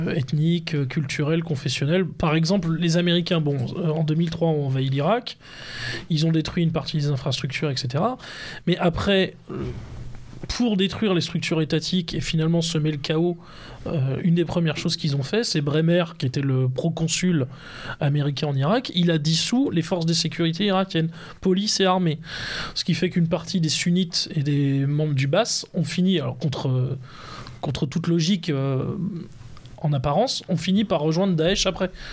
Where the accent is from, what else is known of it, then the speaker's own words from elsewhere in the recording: France; nous sommes français